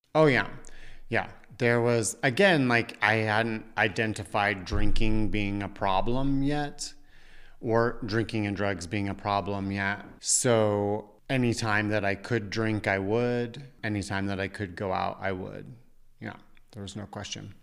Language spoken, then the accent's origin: English; Parker, Colorado, United States; moved away; also born or lived in New York; growing up in Parker, Colorado